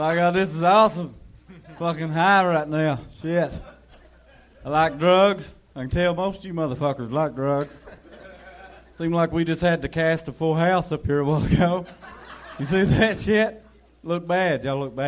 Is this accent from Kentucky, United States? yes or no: yes; Eastern Kentucky, United States; I'm originally from Eastern Kentucky